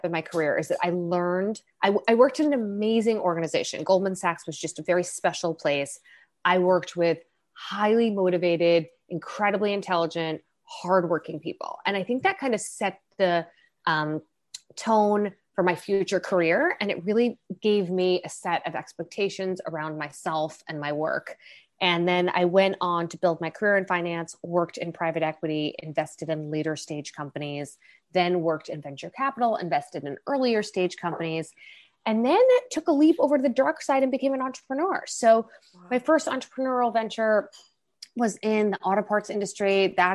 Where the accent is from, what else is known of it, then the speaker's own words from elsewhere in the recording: Long Island, New York, United States; I grew up mostly in Long Island, which is a suburb